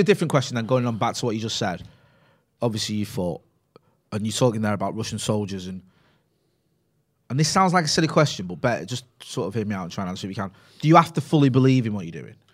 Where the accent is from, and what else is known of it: Greater Manchester, North West England, United Kingdom; born or raised there; accent: Mancunian